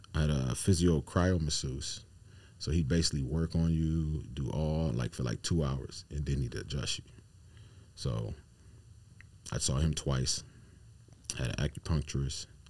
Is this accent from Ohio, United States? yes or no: yes; Akron, Ohio, United States; I'm from Ohio, Akron